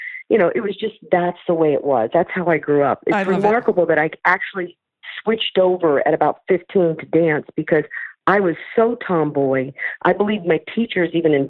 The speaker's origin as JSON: {"language": "English", "town": "St. Louis", "region": "Missouri", "country": "United States", "tie": "born or raised there", "moved": "as an adult", "lives_now": "California, United States", "said": "I grew up in St. Louis, Missouri, on a street, New Bern Court"}